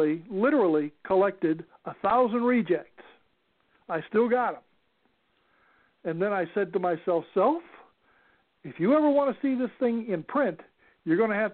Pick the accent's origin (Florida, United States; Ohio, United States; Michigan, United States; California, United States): California, United States; Los Angeles; also born or lived in Arkansas; We lived in Arkansas, and we lived in California, and then back in Arkansas, and then back in California, but ultimately then in California, in the San Fernando Valley